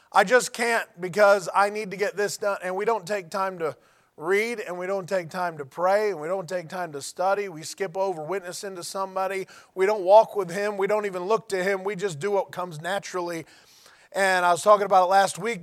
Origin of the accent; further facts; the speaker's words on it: United States; I'm an American